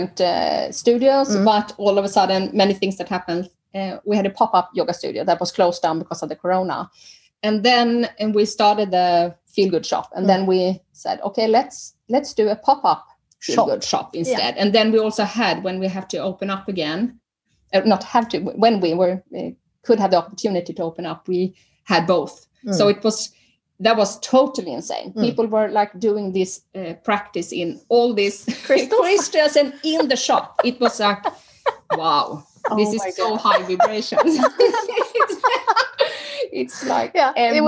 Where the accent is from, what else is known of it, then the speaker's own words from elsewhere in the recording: Sweden; moved away as an adult; now in Norway; I'm original from Sweden